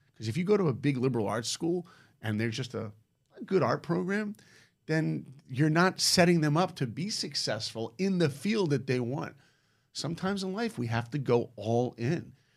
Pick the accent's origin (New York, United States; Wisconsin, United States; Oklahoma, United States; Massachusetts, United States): New York, United States; moved away as an adult; also born or lived in Columbus, Ohio; I grew up in New York